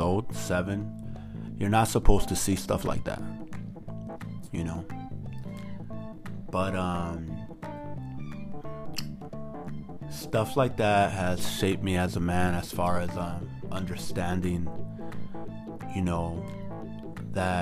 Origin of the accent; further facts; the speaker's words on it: United States; I'm just an American who hasn't forgotten his roots and where his parents come from